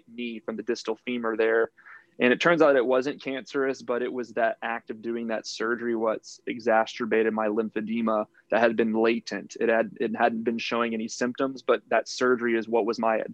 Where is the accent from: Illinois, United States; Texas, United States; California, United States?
Texas, United States; Houston; I'm from Houston, Texas